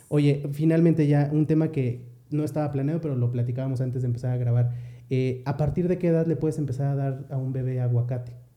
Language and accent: Spanish; Mexico; nosotros como mexicanos